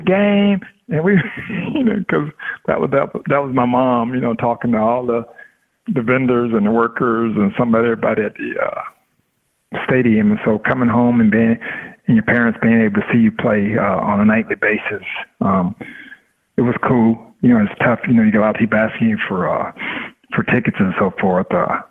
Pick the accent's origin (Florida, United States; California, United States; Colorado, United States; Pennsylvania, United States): Florida, United States; Tampa; It was cool in the sense where I'm born and raised in Tampa, and so my family all got a chance to see me play